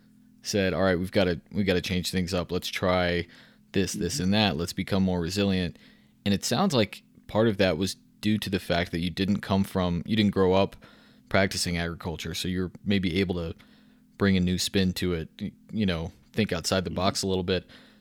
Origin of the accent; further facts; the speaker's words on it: Texas, United States; I grew up in viticulture in Texas